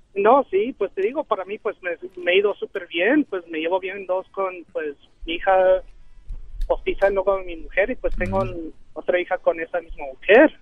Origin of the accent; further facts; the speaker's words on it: Aguascalientes, Mexico; now in Dallas, United States; Estoy aquí en Dallas, pero yo soy de Aguascalientes, México